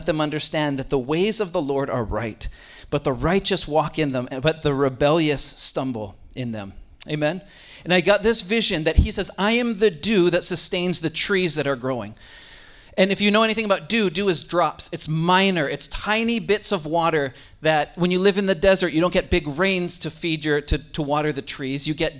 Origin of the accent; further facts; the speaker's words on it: Kailua, Hawaii, United States; also born or lived in Vancouver Island, Canada; I'm from Kailua. I grew up in Kailua. I was born on a place called Vancouver Island, which is in Canada.